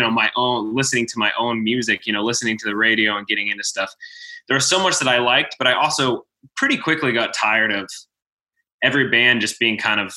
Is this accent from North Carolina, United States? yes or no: yes; Waxhaw, North Carolina, United States; also born or lived in Texas; I grew up in North Carolina, kind of in Texas, and then North Carolina, south of Charlotte a little bit, in a little town called Waxhaw